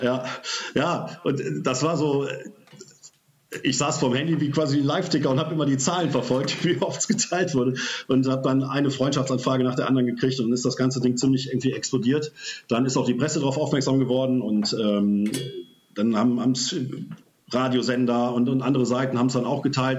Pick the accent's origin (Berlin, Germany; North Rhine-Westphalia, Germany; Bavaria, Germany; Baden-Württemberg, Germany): North Rhine-Westphalia, Germany; Oberbergischer Kreis, near Cologne; komme aus dem Oberbergischen in der Nähe von Köln